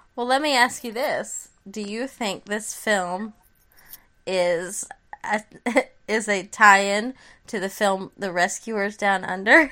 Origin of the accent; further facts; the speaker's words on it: United States; as an American citizen